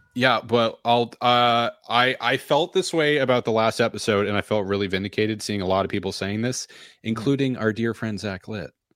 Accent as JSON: {"language": "English", "town": "Nashua", "region": "New Hampshire", "country": "United States", "moved": "yes", "lives_now": "Boston area, United States", "said": "I'm from Nashua"}